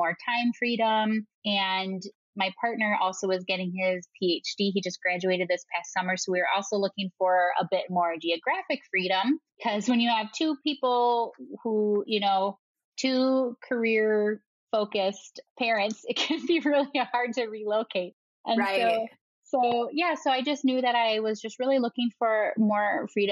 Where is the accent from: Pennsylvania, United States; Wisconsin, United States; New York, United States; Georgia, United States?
Wisconsin, United States; accent: Wisconsin; moved away as an adult; also born or lived in Madison, Wisconsin / Chicago; now in Colorado, United States; I have a really nice, strong Wisconsin accent. So I'm originally from the Midwest